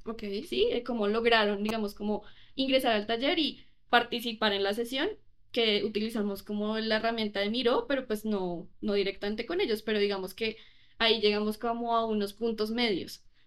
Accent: Colombia; yo sí creo que en Colombia manejamos un inglés mucho más americano

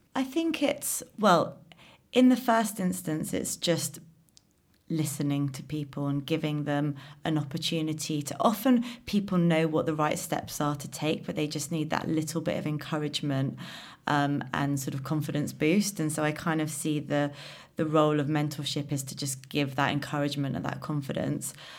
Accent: London, United Kingdom; I'm a Londoner, born in London

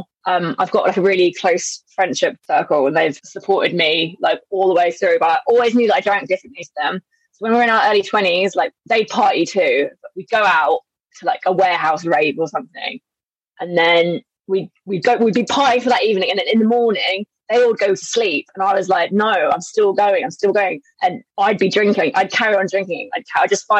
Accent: Berkshire, South East England, United Kingdom; moved away as an adult; also born or lived in Southeast Asia; now in London, United Kingdom; I grew up in Berkshire

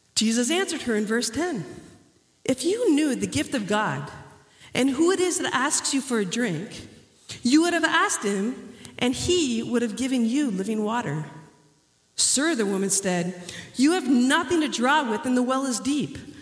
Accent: Canada; moved away; also born or lived in Dominican Republic; growing up in Canada

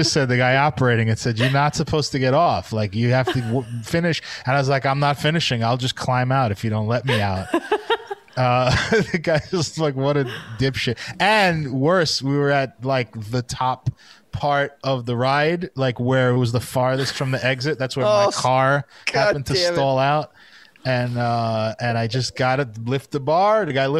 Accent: New York City, New York, United States; I was from Brooklyn

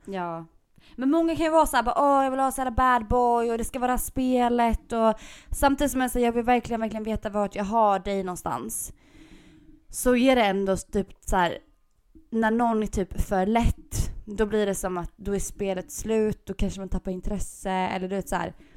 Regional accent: Gotland, Sweden; jag är gotlänning

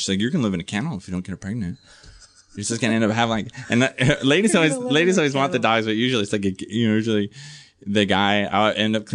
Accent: San Diego, California, United States; also born or lived in New Jersey; I had like the perfect childhood growing up in San Diego

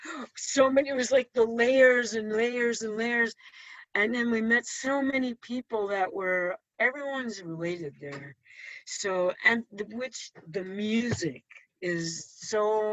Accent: New York City, New York, United States; I was born and raised in New York City with my mom's family

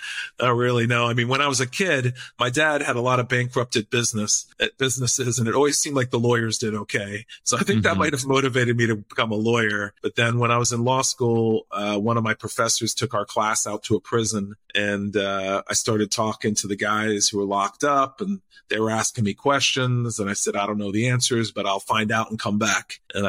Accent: Puerto Rico; I speak Spanish from growing up in Puerto Rico.

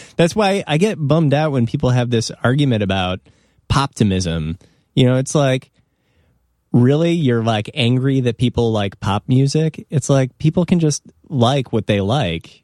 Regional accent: Evanston, Illinois, United States; I grew up in Evanston, which is, like, on the border of Chicago

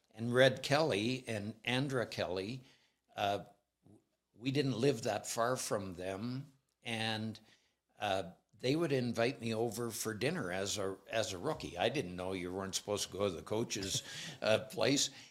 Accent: Alberta, Canada; I'm from Alberta

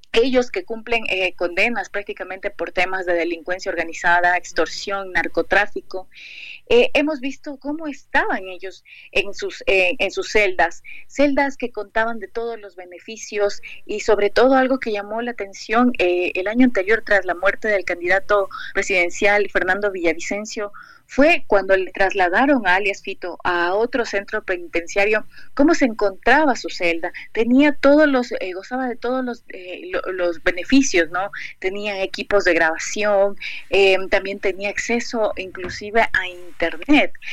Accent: Ecuador; nos ha fortalecido como ecuatorianos

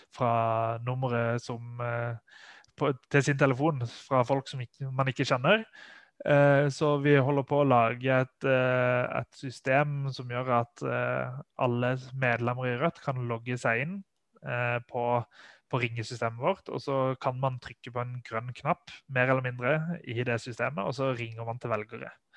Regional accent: Sørlandet, Norway; der jeg kommer fra, fra Sørlandet

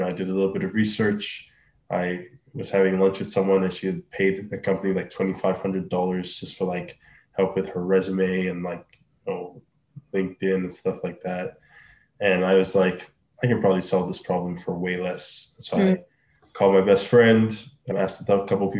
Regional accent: Nigeria; moved away as an adult; now in Canada; I'm from Nigeria originally

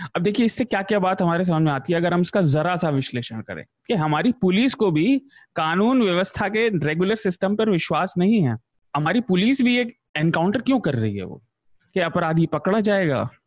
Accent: western Uttar Pradesh, India; मैं पश्चिमी उत्तर प्रदेश से आता हूँ

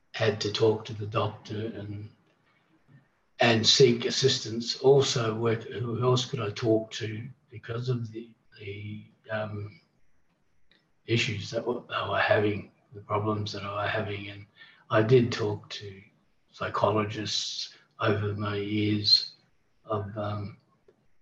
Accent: Port Lincoln, South Australia, Australia; also born or lived in Darwin / Queensland / Adelaide / Perth; back in Port Lincoln's my hometown. I've come back and I've stayed here

